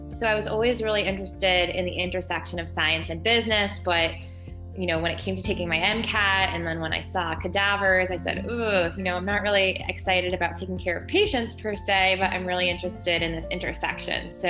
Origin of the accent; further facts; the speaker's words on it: Northern New Jersey, United States; I grew up in Northern New Jersey